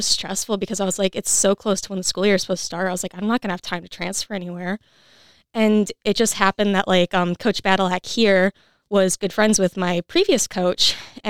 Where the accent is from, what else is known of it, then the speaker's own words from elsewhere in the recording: Michigan, United States; moved away as an adult; also born or lived in West Virginia; now in Kentucky, United States; I'm from Michigan